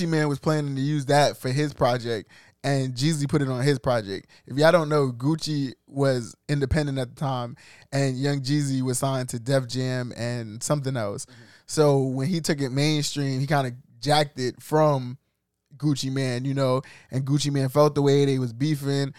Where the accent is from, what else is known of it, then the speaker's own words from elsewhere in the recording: New York City, New York, United States; I'm from East New York.